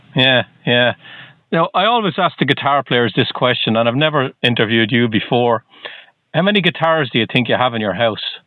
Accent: Ireland; now in Boston, United States; I'm not from the U.S. originally. I'm from Ireland.

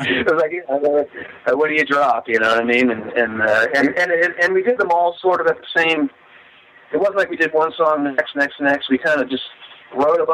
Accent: Attleboro, Massachusetts, United States; I'm from Attleboro. If you know where that is, that's where I grew up. That's my hometown

